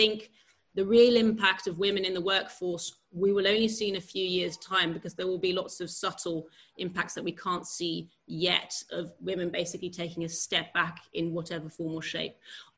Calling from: Netherlands; I'm calling you from the Netherlands

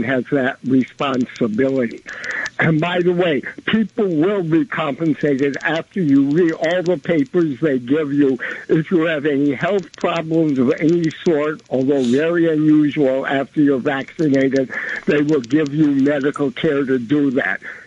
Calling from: New York City, New York, United States; I'm calling from Williamsburg.

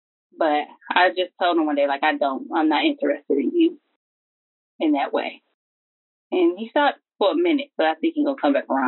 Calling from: Southfield, Michigan, United States; I'm from Southfield, Michigan.

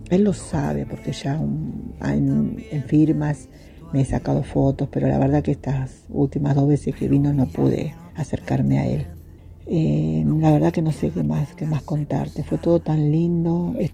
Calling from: Argentina; de Argentina

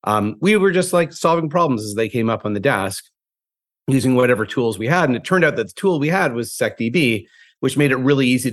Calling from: New York, United States; I'm calling from the Upper West Side of Manhattan from my home office.

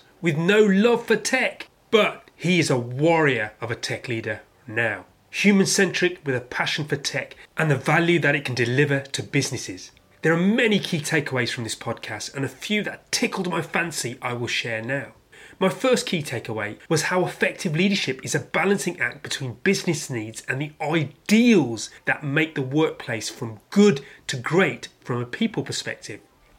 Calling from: London, United Kingdom

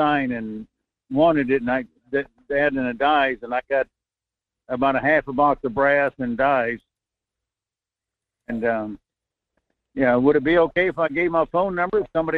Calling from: North Pole, Alaska, United States; Good morning, Michael. … in Fairbanks, North Pole.

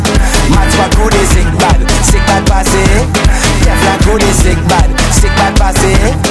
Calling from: New York, United States; I'm calling from New York, man.

